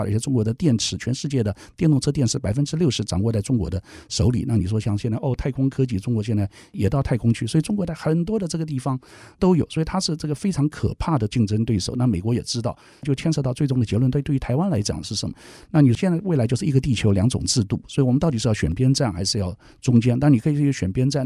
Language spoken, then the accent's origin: Chinese; Taiwan; 我们台湾人